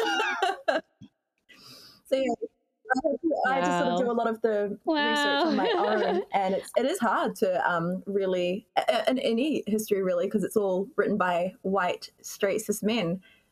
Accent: New Zealand; now in Auckland, New Zealand; But I'm from Aotearoa

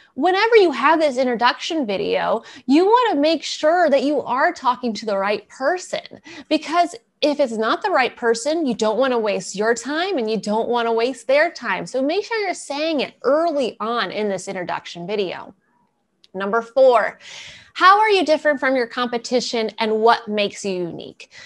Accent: East Coast, United States; moved away; I'm originally from the East Coast

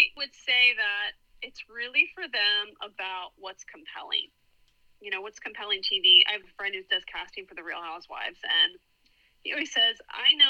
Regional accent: Philadelphia, Pennsylvania, United States; accent: Philly; moved away as an adult; also born or lived in Hershey / Washington, D.C.; now in Orange County, United States; I'm from suburban Philadelphia

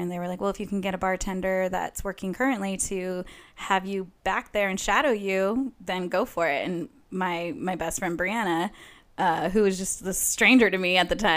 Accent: Bakersfield, California, United States; moved away as an adult; I am from Bakersfield, California

